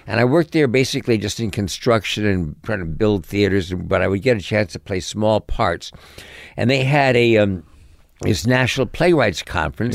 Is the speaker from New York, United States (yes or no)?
yes; New York City, New York, United States; also born or lived in Connecticut / Hollywood; I grew up in New York City